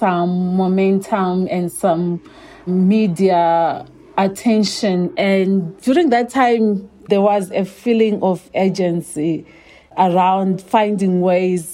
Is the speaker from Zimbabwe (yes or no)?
yes; Chiredzi, Masvingo, Zimbabwe; I grew up in Chiredzi. So it's a small town in Zimbabwe